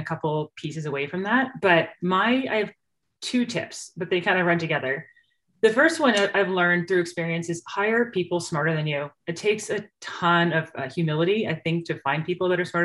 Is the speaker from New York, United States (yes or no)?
yes; New York, United States; moved away as an adult; now in Idaho, United States; I'm from New York